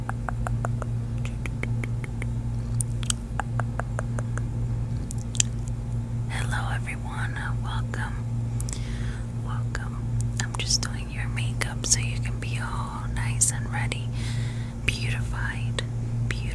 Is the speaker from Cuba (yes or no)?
yes; Cuba; now in United States; I was born in Cuba